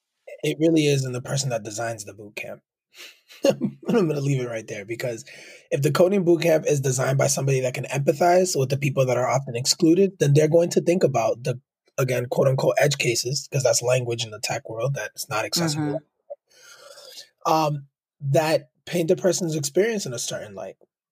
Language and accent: English; California, United States; Furthermore, I'm from the Bay Area and aspire to work at a big tech company.